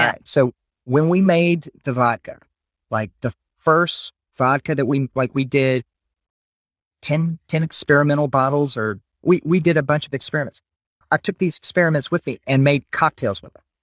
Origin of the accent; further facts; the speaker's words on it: South Carolina, United States; also born or lived in Memphis; now in Louisiana, United States; Originally, we're from South Carolina